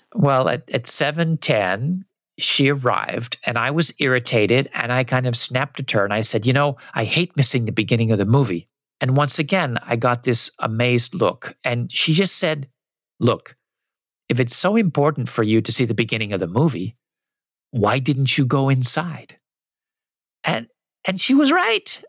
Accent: United States; also born or lived in Japan; what I grew up with in the US

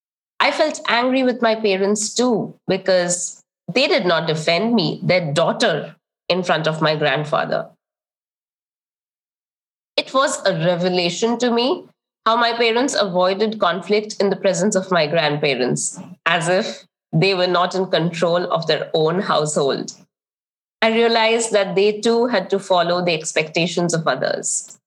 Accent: eastern India, India; One of the biggest lessons I learned growing up was to listen in silence with a lowered head

